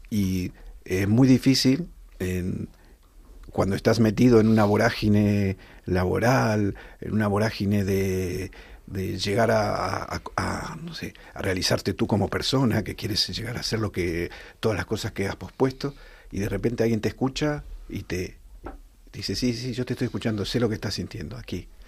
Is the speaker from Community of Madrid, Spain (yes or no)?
yes; Rivas-Vaciamadrid, Community of Madrid, Spain; en el coro del de Rivas, nosotros somos de Rivas hacia Madrid